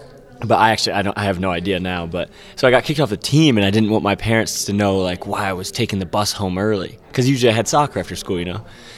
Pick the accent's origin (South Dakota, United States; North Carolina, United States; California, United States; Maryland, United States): North Carolina, United States; Pfafftown; also born or lived in Mississippi; I grew up in a tiny town called Pofftown, North Carolina.